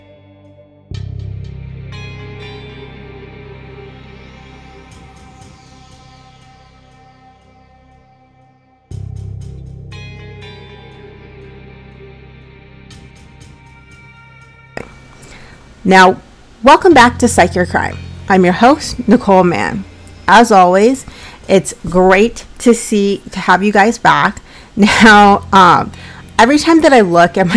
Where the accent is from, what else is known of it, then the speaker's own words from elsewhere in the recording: Colorado, United States; now in Massachusetts, United States; I'm from Colorado, but I live in Massachusetts